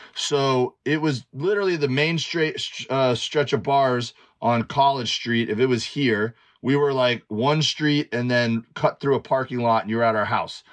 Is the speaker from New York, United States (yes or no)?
no; Miami, Florida, United States; moved away as an adult; also born or lived in Auburn, Alabama; growing up in Miami, like we we'd go out on boats